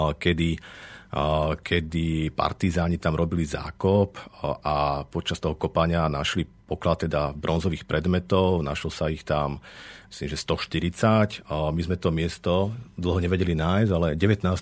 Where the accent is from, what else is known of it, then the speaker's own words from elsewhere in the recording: Zvolen, Banská Bystrica Region, Slovakia; som sa práve z Iže vrátil späť do Zvolená a ťažiskovo sa venujem výskumom v našom regióne. Som lokál patriot, mám to tu rád